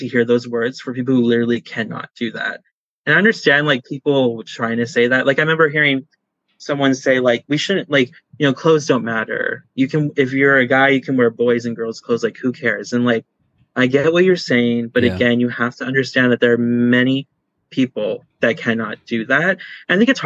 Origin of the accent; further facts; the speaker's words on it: California, United States; I'm from California